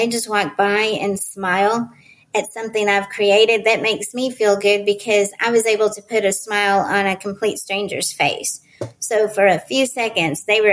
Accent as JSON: {"language": "English", "town": "Dallas", "region": "Texas", "country": "United States", "said": "I'm from Dallas, Texas."}